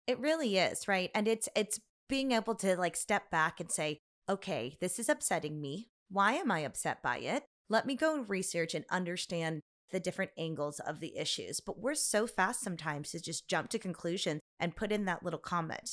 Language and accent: English; United States; I'm Chinese American